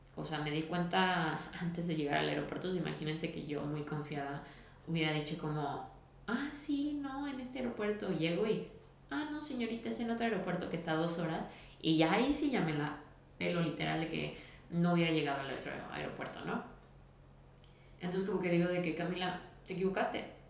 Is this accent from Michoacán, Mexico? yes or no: no; Guadalajara, Jalisco, Mexico; soy de Guadalajara